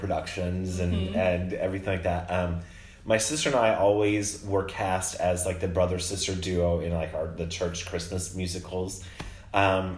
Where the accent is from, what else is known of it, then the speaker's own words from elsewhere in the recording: Monticello, Illinois, United States; also born or lived in Decatur, Illinois; grew up in a small town called Monticello, Illinois. Central.